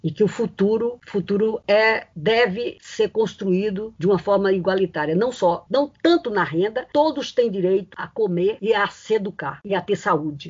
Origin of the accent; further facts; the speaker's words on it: Northeast Region, Brazil; moved away; da minha terra, é, da minha terra do meu Nordeste